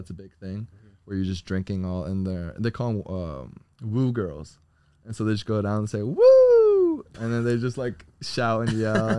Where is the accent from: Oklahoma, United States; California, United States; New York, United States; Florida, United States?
Florida, United States; South; moved away; also born or lived in Nashville; I'm from South Florida.